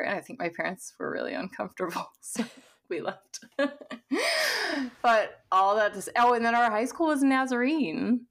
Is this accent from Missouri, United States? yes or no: yes; Missouri, United States; I was raised in the Midwest in, um, Missouri